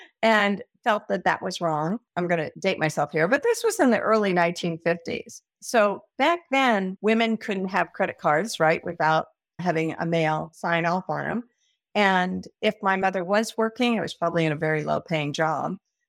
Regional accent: Kansas, United States; moved away as an adult; also born or lived in Nebraska / San Diego, California; I was born in Kansas.

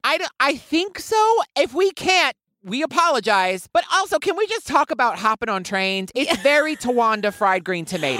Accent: United States; I am American

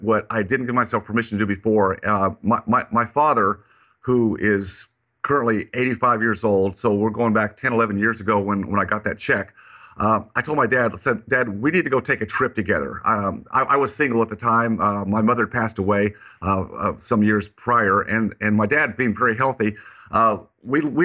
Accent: Colorado, United States; now in Texas, United States; I grew up in Colorado, even though I live in Texas

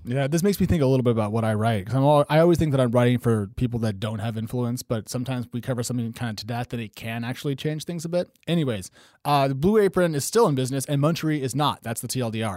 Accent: Oregon, United States; moved away as an adult; I'm from Oregon, and I left there for a reason, and now I'm back

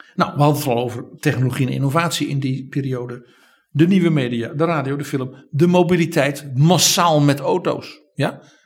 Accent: Netherlands

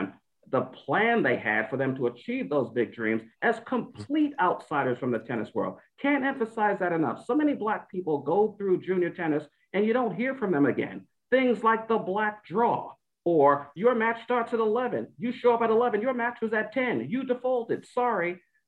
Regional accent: New York City, New York, United States; I grew up in Bed-Stuy, Brooklyn, which is not all that different from Compton.

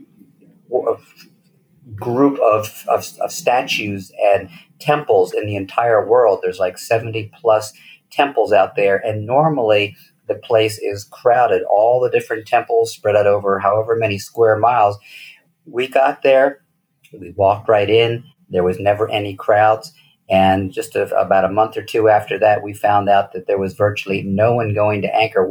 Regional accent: United States; moved away as an adult; also born or lived in European background; now in Mexico; I'm an American citizen

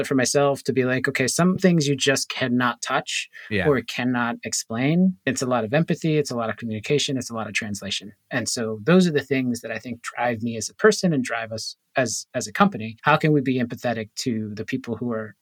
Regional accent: Boston, Massachusetts, United States; also born or lived in Puerto Rico; I was born in Boston, grew up in Boston. I moved to Puerto Rico a little bit, had some space there, and then moved back

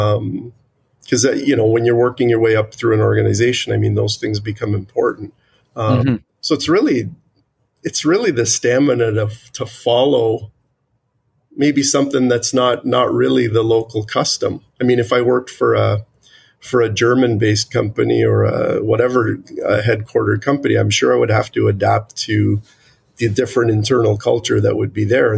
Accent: Toronto, Ontario, Canada; as a Canadian, I'm born in Canada. I was raised here.

